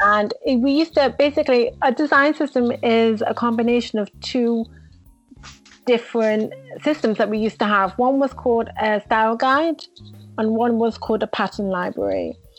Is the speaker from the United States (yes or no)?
no; Manchester, North West England, United Kingdom; moved away as an adult; now in Israel; I'm originally from Manchester, England. I moved to Israel must have about been 10 years ago